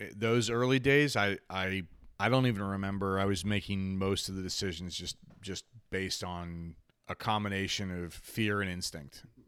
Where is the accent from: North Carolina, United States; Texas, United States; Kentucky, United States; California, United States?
North Carolina, United States; Charlotte; moved away as an adult; also born or lived in New Jersey; I grew up in Charlotte.